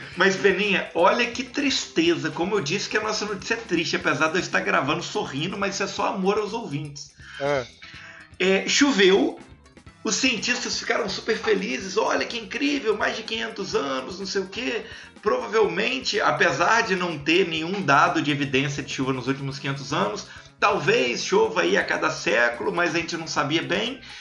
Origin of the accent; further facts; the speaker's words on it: Minas Gerais, Brazil; Eu sou de Minas